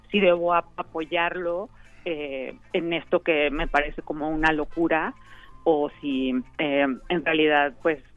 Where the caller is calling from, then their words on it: Philadelphia, Pennsylvania, United States; Desde Filadelfia.